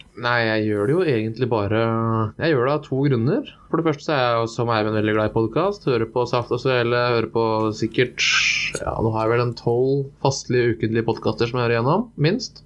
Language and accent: Norwegian; Porsgrunn, Telemark, Norway; moved away as an adult; also born or lived in Oslo; now in Bergen, Norway; Vokst opp i, eh, på Grønli, som er den fine delen av Porsgrunn.